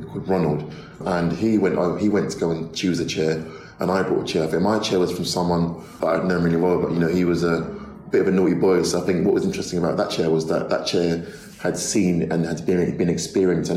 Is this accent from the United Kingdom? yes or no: yes; London, United Kingdom; I grew up in a sort of, you know, a big sort of council estate in North London